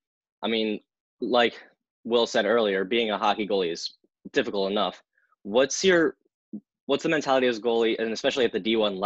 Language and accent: English; New Jersey, United States; No, I'm actually from New Jersey. I'm there right now